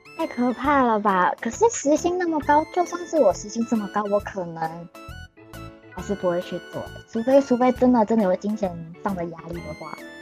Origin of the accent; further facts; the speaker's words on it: Taiwan; moved away as an adult; now in Japan; 我是日本人、台湾人